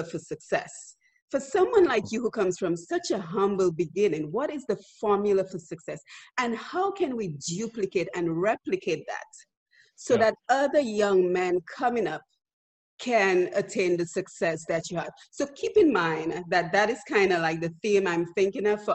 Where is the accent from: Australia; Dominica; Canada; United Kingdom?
Dominica; you are from the same humble neighborhood as I am. We're from Bath Estate